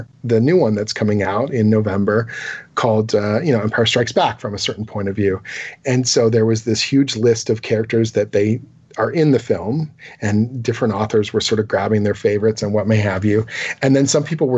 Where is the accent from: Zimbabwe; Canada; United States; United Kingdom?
Canada; as a Canadian